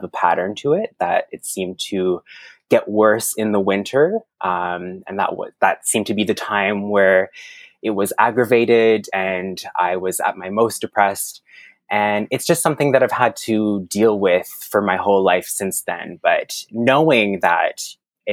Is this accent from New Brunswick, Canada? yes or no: yes; Moncton, New Brunswick, Canada; first language French; English is a second language; moved away as an adult; now in Toronto, Canada; I was born on the East Coast in a land we know as Moncton, New Brunswick